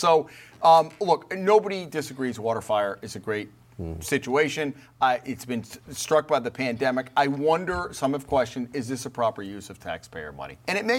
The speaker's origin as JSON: {"language": "English", "region": "Rhode Island", "country": "United States", "said": "somebody found out we're from Rhode Island"}